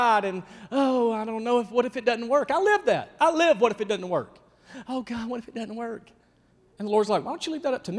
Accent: Rabbit Town, Georgia, United States; I'm from Rabbit Town, Georgia

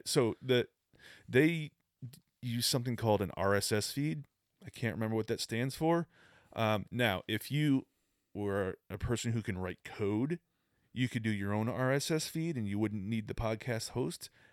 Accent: Boston, Massachusetts, United States; moved away; I'm from Boston

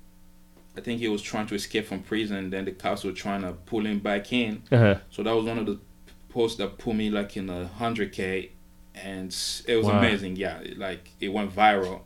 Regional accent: Kinshasa, DR Congo; also born or lived in Cameroon; now in United States; I was born and raised in Congo. Moving to the U.S. Back in my early 2000

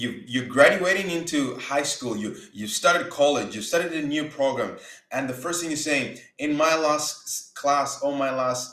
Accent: Uganda; now in Canada; I'm not Black American. You see, I grew up in Uganda

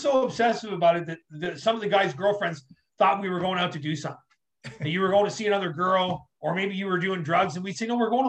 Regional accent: Ontario, Canada; also born or lived in New York, United States; We moved here when I was little

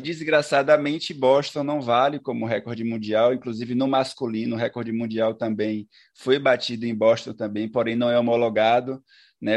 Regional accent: Brazil; enquanto brasileiro

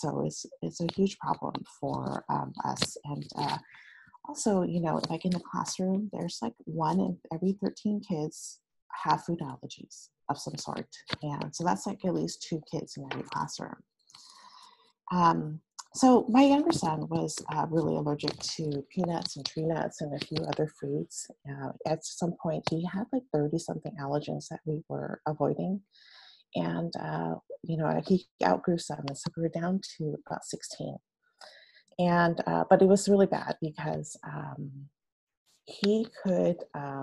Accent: San Francisco, California, United States; I am actually a San Francisco Bay Area native, and I grew up in San Francisco

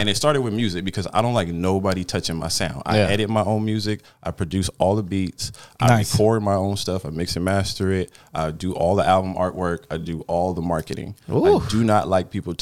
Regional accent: Pittsburg, California, United States; I'm from West Pittsburgh, you know, it's a little small city

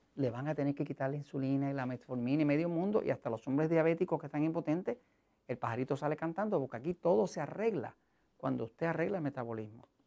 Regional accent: Puerto Rico; yo soy de Estados Unidos, en Puerto Rico

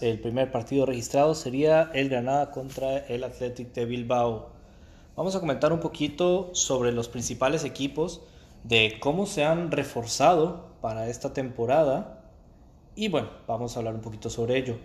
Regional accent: Costa Rica; como decimos en mi país, Costa Rica

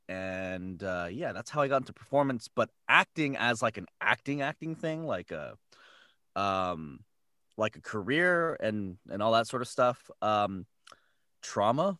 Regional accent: San Jose, California, United States; I'm from San Jose, and I went to San Francisco to a voiceover conservatory

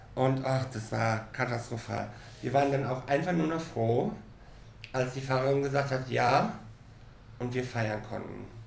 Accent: Cologne, North Rhine-Westphalia, Germany; now in Mallorca, Spain; Ich ähm, bin ja aus Köln

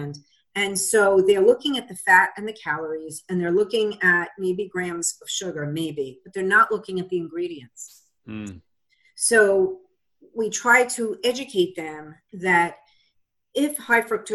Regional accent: Long Island, New York, United States; now in Massachusetts, United States; where I lived in New York, where I grew up on Long Island

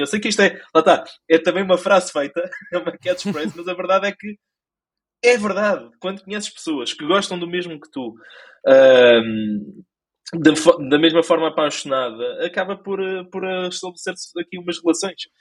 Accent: Lisbon, Portugal; nasci, cresci, provavelmente vou morrer em Lisboa. E mais precisamente na zona da ajuda

